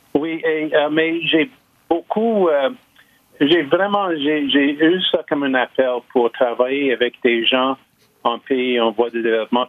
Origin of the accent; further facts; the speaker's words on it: Lachine, Quebec, Canada; Je suis né à la Chine, je suis originaire